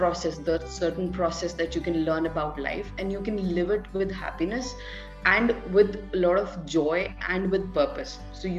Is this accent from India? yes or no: yes; Delhi, India; I'm basically somewhere from Delhi. And I have been born and brought up in, so I was born at one place and then I was brought up in multiple places.